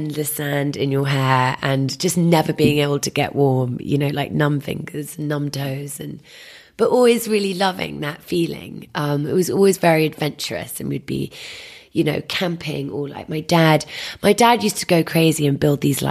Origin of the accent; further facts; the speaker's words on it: London, United Kingdom; I grew up in Wandsworth on a common